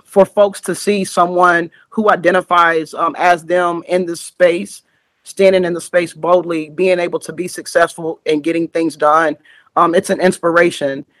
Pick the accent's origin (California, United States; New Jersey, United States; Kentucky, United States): Kentucky, United States; Richmond; now in Louisville, United States; I live in Louisville, but I'm from Richmond, Kentucky